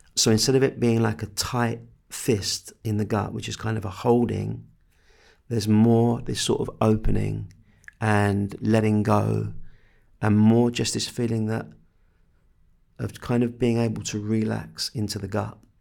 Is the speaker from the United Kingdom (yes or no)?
yes; England, United Kingdom; I'm English